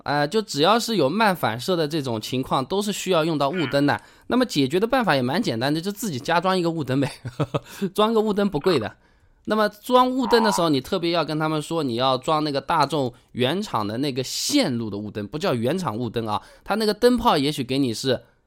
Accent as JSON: {"language": "Chinese", "town": "Hangzhou", "region": "Zhejiang", "country": "China", "said": "我是杭州的"}